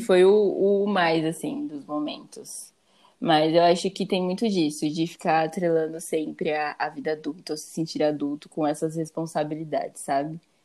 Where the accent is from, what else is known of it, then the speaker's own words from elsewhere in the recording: Campinas, São Paulo, Brazil; moved away as an adult; eu saí de casa, que eu saí de Campinas, fui pra São Paulo